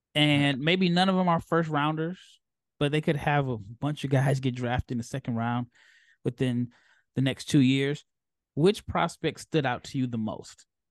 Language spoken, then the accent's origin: English; Omaha, Nebraska, United States; now in Texas, United States; I'm from Omaha, so even though I live in Texas